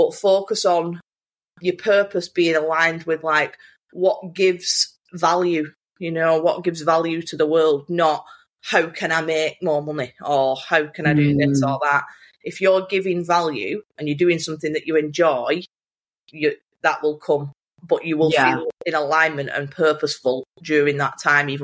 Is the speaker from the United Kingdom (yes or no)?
yes; Bolton, North West England, United Kingdom; accent: Bolton; talking in my Bolton accent